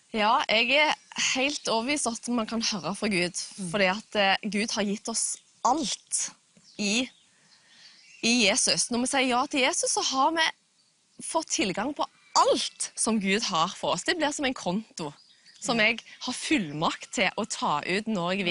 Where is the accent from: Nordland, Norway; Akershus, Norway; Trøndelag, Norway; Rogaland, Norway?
Rogaland, Norway; Jørpeland; jeg kommer fra Fiskå ved Jørpeland utenfor Stavanger.